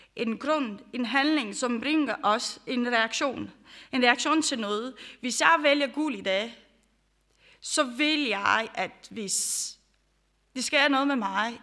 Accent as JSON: {"language": "Danish", "country": "Romania", "tie": "born or raised there", "moved": "yes", "lives_now": "Denmark", "said": "jeg kommer fra Rumænien, for dem, som I kender. Øh, jeg har også opvokset under det, øh, Ceausescu"}